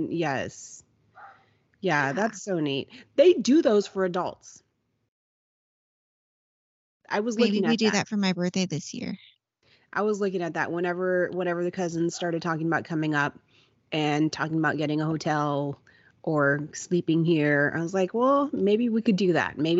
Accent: Kingsville, Texas, United States; we're from Kingsville

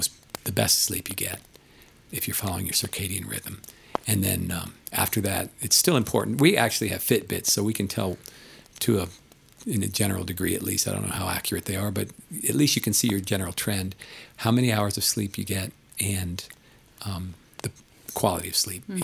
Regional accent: East Coast, United States; now in Colorado, United States; I grew up on the East Coast

